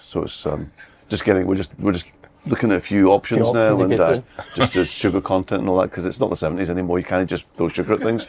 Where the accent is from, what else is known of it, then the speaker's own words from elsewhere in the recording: Bishopbriggs, Scotland, United Kingdom; I grew up in Bishop Briggs.